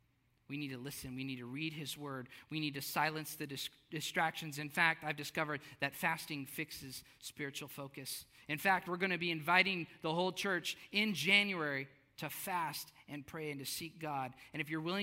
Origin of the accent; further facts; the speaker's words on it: South Texas, United States; I grew up in South Texas.